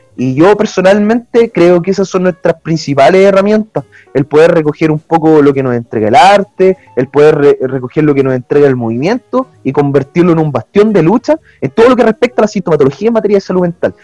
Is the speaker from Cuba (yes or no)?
no; Chile; nosotros como chilenos